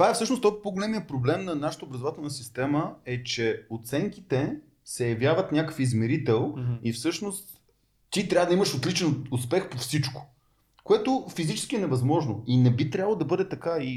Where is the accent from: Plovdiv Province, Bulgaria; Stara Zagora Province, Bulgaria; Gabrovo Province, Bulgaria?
Gabrovo Province, Bulgaria; Gabrovo; born there; Аз поне съм роден в Каброво и не обичам да губя пари